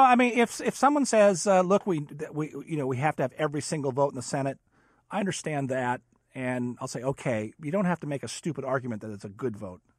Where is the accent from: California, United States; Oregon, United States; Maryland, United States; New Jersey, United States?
California, United States; moved away as an adult; I'm a Californian